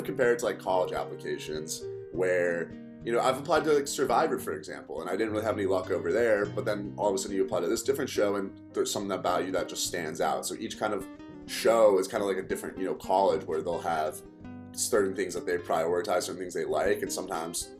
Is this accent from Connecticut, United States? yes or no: yes; Connecticut, United States; moved away as an adult; now in Chicago, United States; I grew up in Connecticut, went to high school, everything